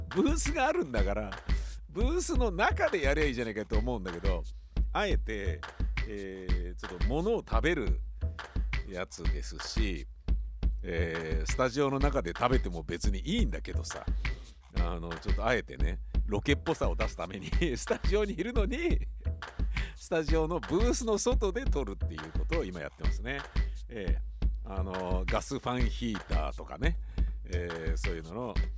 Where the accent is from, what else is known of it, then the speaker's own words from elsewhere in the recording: Tokyo, Japan; also born or lived in Ogikubo, Tokyo / Kichijoji, Tokyo; 荻窪の衛生病院で生まれて高円寺で生まれ育ち荻窪高校に通い